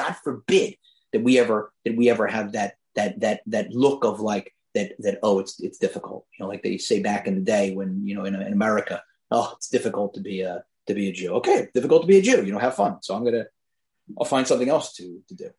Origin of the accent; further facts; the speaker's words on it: Philadelphia, Pennsylvania, United States; I'm from Philadelphia